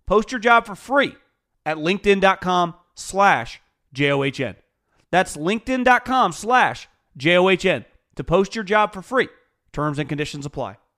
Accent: Northern California, United States; born and raised in Northern California, if you were born in the '80s, which I was

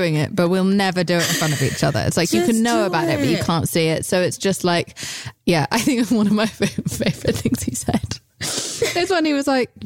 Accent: United Kingdom; I'm British.

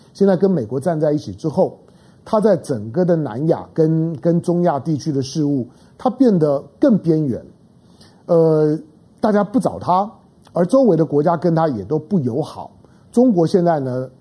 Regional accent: Taiwan; 我身为台湾人

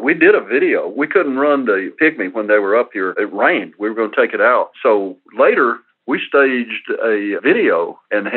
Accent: Gadsden, Alabama, United States; I grew up in Alabama and went to the University of Alabama

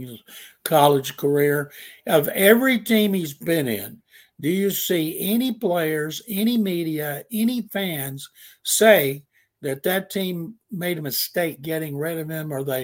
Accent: Houston, Texas, United States; I'm from Houston. Yep. He was at my house with me and my parents when I was in high school.

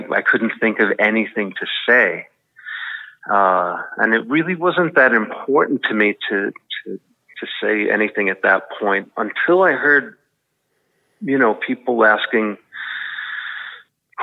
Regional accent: New York City, New York, United States; I'm from the Bronx

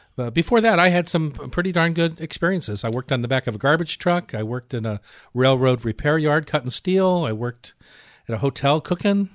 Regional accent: Newark, Delaware, United States; moved away as an adult; also born or lived in Cleveland, Ohio; now in Seattle, United States; I was born in Cleveland, raised in Newark, Delaware, and left when I was, uh, just turning nineteen, eighteen

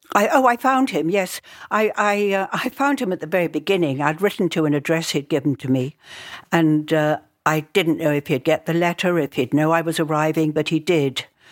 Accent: London, United Kingdom; I was born in Southfields, 'cause it was a little bit outside the centre of London.

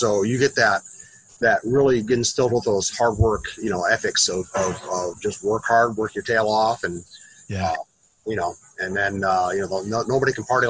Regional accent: Waterloo, Iowa, United States; moved away as an adult; now in Tucson, United States; I'm originally from a little town in Iowa called Waterloo.

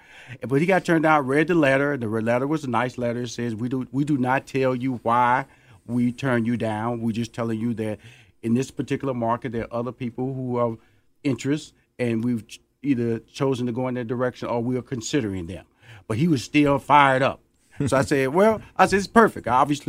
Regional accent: Houston, Texas, United States; born or raised there

